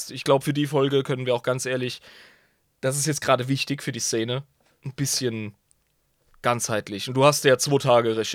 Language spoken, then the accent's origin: German; Germany; ich bin ja, Deutscher